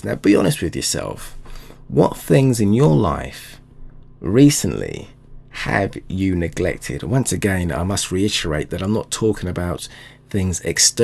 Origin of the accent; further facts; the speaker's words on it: London, United Kingdom; my hometown London